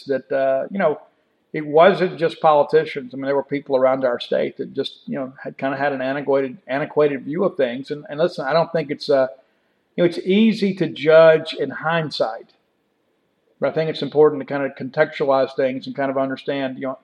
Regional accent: Columbia, Mississippi, United States; now in Starkville, United States; my hometown of Columbia, Mississippi

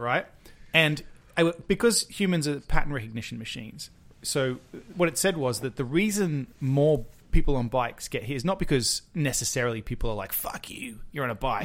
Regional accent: Penrith, New South Wales, Australia; moved away; we grew up in Penrith

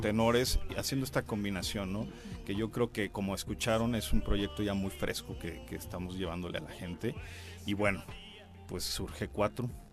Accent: Cuernavaca, Morelos, Mexico; también soy de Cuernavaca

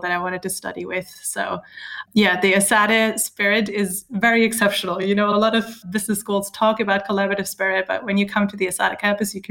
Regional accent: Germany; moved away as an adult; also born or lived in Michigan, United States / Barcelona, Spain; I grew up in Germany, close to Hamburg

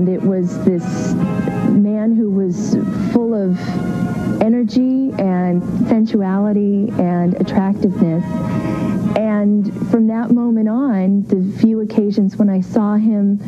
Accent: Beverly Hills, California, United States; growing up in Beverly Hills

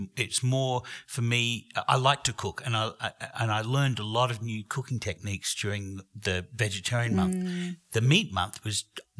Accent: Australia; I'm Australian

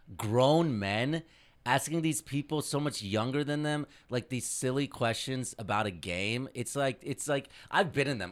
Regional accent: Indianapolis, Indiana, United States; as a young brown boy growing up in Indianapolis

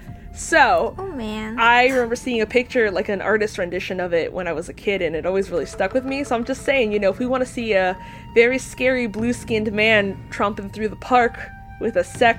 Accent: Spain; moved away; where I grew up in Spain

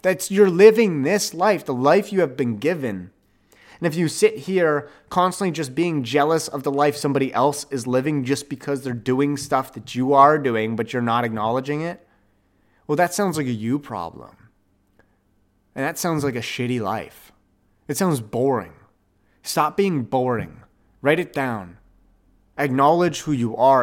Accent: Ottawa, Ontario, Canada; Ottawa, my hometown

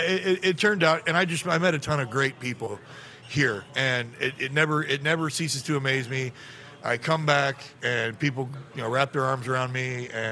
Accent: California, United States; I'm from California

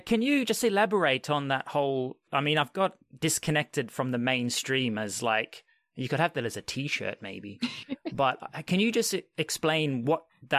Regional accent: Australia; unlike what I was raised in Australia.

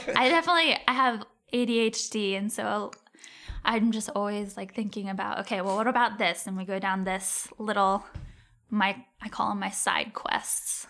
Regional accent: Cincinnati, Ohio, United States; moved away; also born or lived in St. Louis; I'm from Cincinnati.

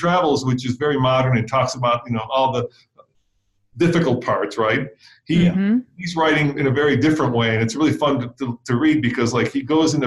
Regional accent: Czechia; moved away; I grew up in the Czech Republic

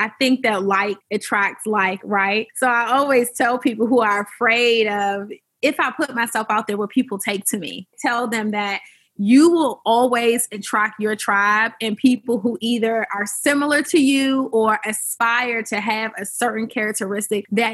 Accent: Washington, District of Columbia, United States; I'm from Washington, D.C. I'm the around the way girl, and I just love to talk to people who have grown up in my city

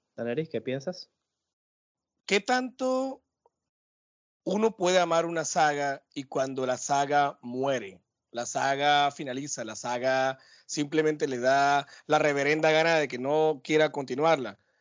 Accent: Barranquilla, Atlántico, Colombia; de vuelta a mi tierra, Gurramba, La Arenosa, El Tierrero, no, mentira, mentira. Acá de vuelta a Barranquilla

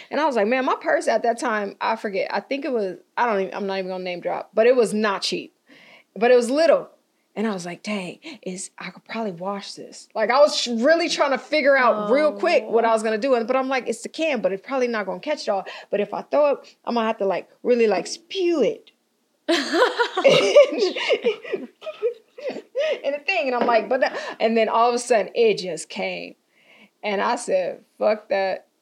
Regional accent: Altadena, California, United States; I grew up in Pasadena, Altadena, technically Altadena

